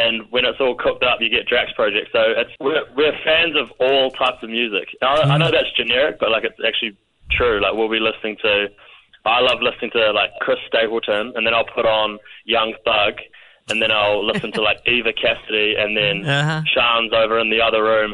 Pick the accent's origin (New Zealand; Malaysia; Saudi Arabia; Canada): New Zealand